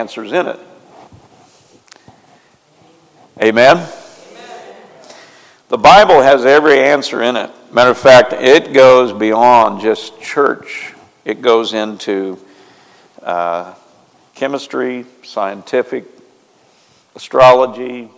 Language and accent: English; near Marshfield, Missouri, United States; moved away; I know exactly where that's at. Close to my hometown